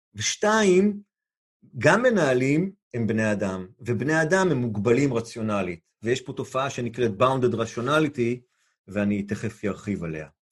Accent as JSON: {"language": "Hebrew", "country": "Israel", "said": "לנו כישראלים"}